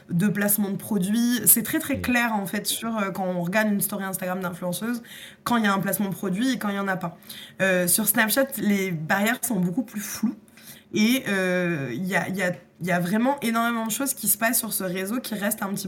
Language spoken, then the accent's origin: French; France